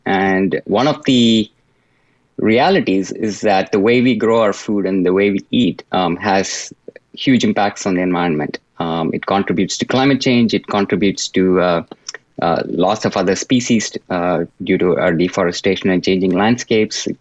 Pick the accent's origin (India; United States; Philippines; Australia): India; moved away; I grew up in India